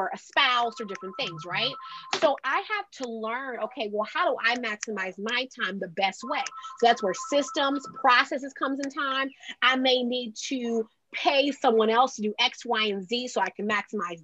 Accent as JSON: {"language": "English", "region": "Delaware", "country": "United States", "said": "I'm from Delaware, which is the second smallest state."}